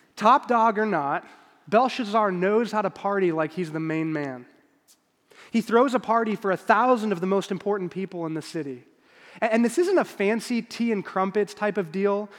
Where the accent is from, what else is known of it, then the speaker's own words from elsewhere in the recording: Chicago, Illinois, United States; moved away as an adult; now in Kansas City, United States; I'm born and raised in Chicago